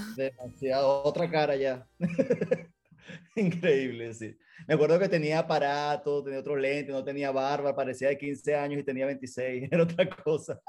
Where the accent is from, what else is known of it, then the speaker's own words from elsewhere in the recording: San Joaquín, Carabobo, Venezuela; moved away as an adult; now in United States; yo soy de San Joaquín, Las Panelas